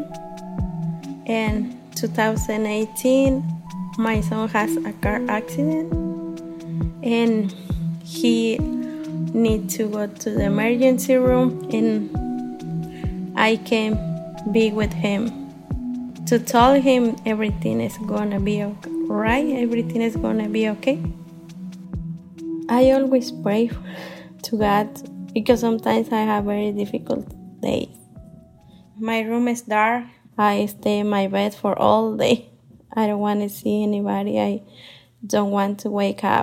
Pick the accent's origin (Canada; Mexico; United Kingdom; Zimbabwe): Mexico; Michoacán; English is a second language; now in Columbus, United States